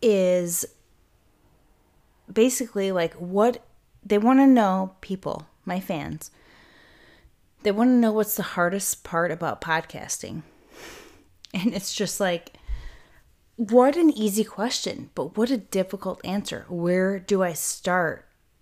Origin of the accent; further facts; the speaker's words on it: United Kingdom; in my point of view, in this body of mine as Brit, looking out into the world